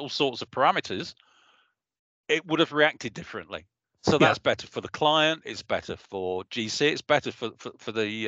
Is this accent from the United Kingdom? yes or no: yes; Leicester, East Midlands, United Kingdom; my hometown of Leicester